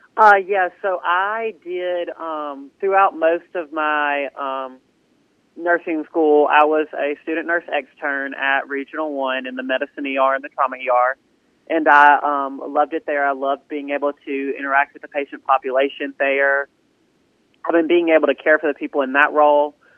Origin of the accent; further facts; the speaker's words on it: Southaven, Mississippi, United States; also born or lived in Starkville, Mississippi; when I was um, about one, I moved to South Haven, Mississippi, and I've been um, in South Haven my entire life